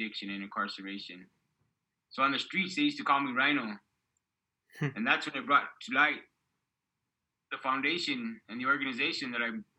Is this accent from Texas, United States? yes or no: no; Arroyo Hondo, New Mexico, United States; I grew up in Arroyondo, an unbelievably special place where everyone knew their another and families